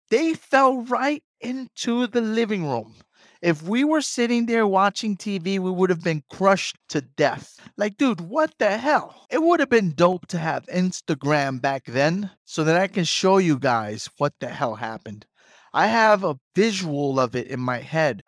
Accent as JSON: {"language": "English", "town": "New York City", "region": "New York", "country": "United States", "also_born_or_lived": "Brooklyn", "moved": "as an adult", "lives_now": "Queens, New York, United States", "said": "I am from the Bronx"}